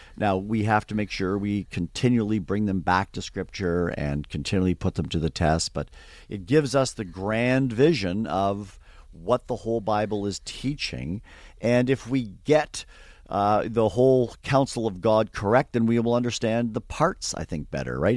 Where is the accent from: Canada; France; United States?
Canada; just outside the Toronto area, Ontario; I grew up in Canada, uh, so, uh, not everyone knows, you know, all the geography of Canada, so just outside, we'll say, the Toronto area, halfway between, uh, Buffalo, New York, and, uh, Toronto